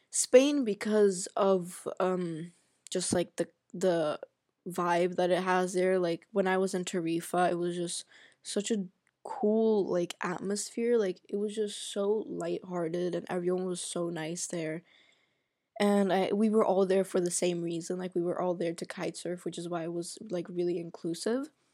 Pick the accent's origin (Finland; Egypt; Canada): Egypt; also born or lived in Sweden; now in Germany; I grew up in Egypt